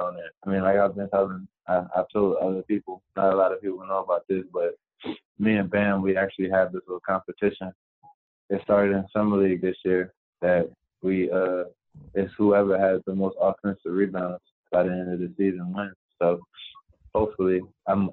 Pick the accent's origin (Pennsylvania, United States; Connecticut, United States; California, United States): Pennsylvania, United States; Chester; now in Miami, United States; I'm from Chester, PA. So I go out there every day playing basketball around all the older players